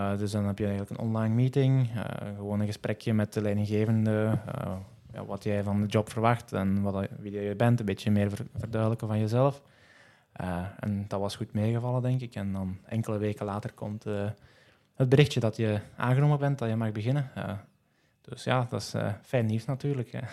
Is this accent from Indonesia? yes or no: no; Geel, Flanders, Belgium; ik kom uit Geel, dus tussen Antwerpen en Hasselt